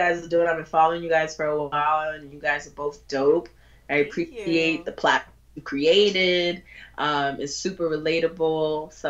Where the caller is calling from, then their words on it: Bronx, New York, United States; Oh, Bronx.